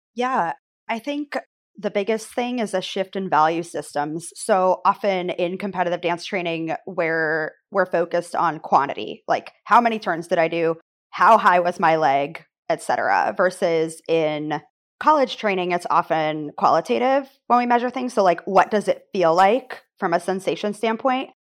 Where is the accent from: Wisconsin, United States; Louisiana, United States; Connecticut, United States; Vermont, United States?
Connecticut, United States; moved away as an adult; also born or lived in Maine; I'm originally from Connecticut